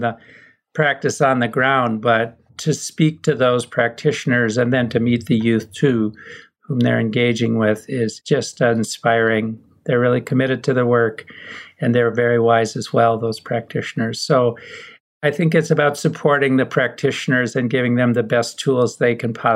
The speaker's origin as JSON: {"language": "English", "region": "Minnesota", "country": "United States", "tie": "born or raised there", "said": "growing up in Minnesota"}